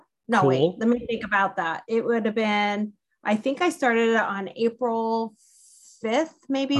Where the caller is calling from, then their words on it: Olympia, Washington, United States; I'm calling from Olympia, Washington, and up in the PNW.